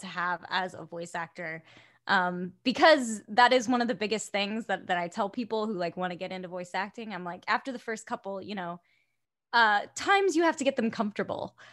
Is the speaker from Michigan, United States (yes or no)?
no; West Melbourne, Florida, United States; moved away as an adult; now in Orlando, United States; I am from an hour and twenty minutes south, uh, West Melbourne